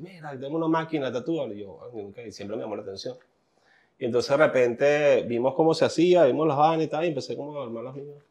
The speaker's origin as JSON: {"language": "Spanish", "town": "Puerto Cabello", "region": "Carabobo", "country": "Venezuela", "moved": "yes", "lives_now": "New York, United States", "said": "Es el primer día que salí de Puerto Cabello"}